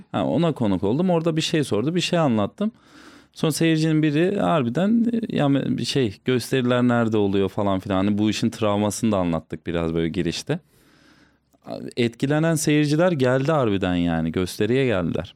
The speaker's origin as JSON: {"language": "Turkish", "region": "Tokat", "country": "Turkey", "said": "Hatta Tokatlıyım."}